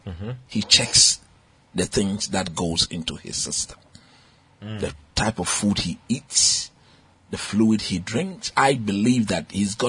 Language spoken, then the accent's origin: English; Ghana; as a Ghanaian